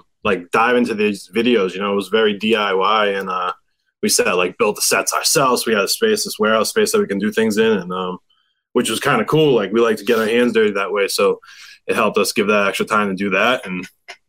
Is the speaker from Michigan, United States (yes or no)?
no; Boston, Massachusetts, United States; moved away; also born or lived in California; We're both from Boston area